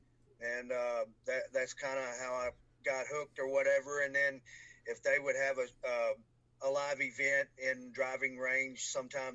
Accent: Franklin, Kentucky, United States; born or raised there

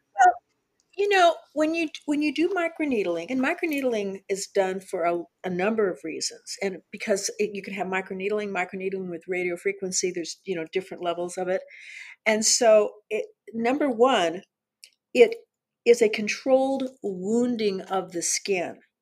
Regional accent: Southern California, United States; I was born and raised in Southern California

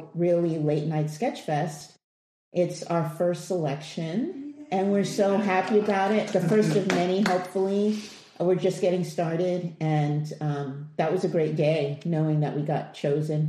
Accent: New York City, New York, United States; moved away; I'm from Queens

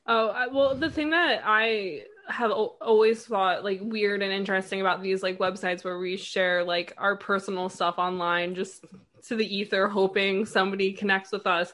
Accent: New York, United States; also born or lived in London; I grew up right outside New York City

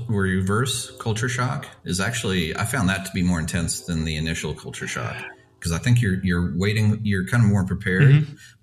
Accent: United States; moved away as an adult; also born or lived in Russia / United Kingdom; Something I loved about Russia, being an American

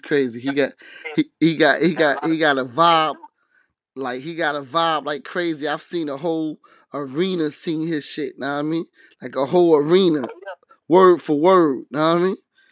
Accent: New Jersey, United States; And then I was raised in Jersey also.

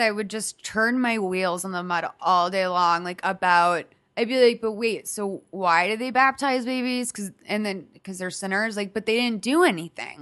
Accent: Lexington, Massachusetts, United States; I'm from a suburb twenty minutes from Boston

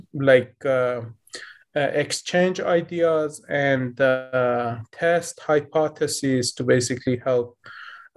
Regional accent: Tehran, Tehran Province, Iran; moved away as an adult; now in United States; I was born in Tehran, the capital city of Iran. So we were basically growing up in a weird situation at those days. I kind of vividly remember the fear that we basically felt as a child growing up in Iran

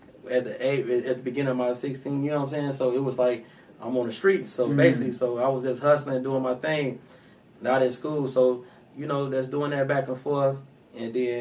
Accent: Chicago, Illinois, United States; I'm from Chicago, Illinois, man, Southside, Inglewood, you know? One of the worst parts of Chicago

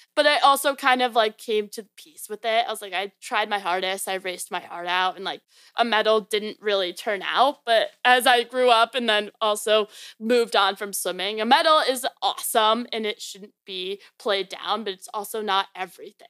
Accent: Naperville, Illinois, United States; moved away as an adult; also born or lived in Maryland; now in Virginia, United States; I was born and raised in Chicago, so a little bit outside called Naperville. And I lived there literally my whole life.

